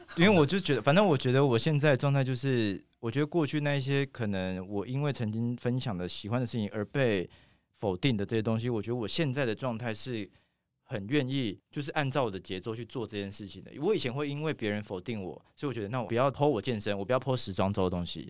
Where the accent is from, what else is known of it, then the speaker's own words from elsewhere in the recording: Taitung, Taitung County, Taiwan; 我从小住在台东，我妈是原住民嘛，所以我其实我小时候有非常，非常多原住民的朋友